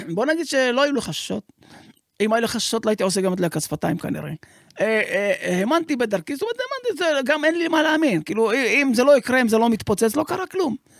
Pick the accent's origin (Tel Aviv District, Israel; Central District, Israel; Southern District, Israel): Southern District, Israel; Sderot; אני נולדתי בשדרות